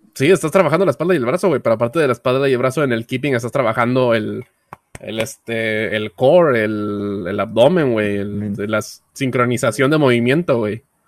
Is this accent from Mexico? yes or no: yes; Veracruz, Mexico; also born or lived in Puebla; Yo soy de Veracruz, toda mi familia está en Veracruz